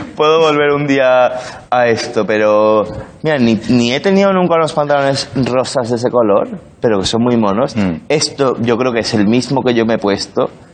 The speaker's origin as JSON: {"language": "Spanish", "country": "Spain", "also_born_or_lived": "London", "moved": "yes", "said": "soy el español de clase"}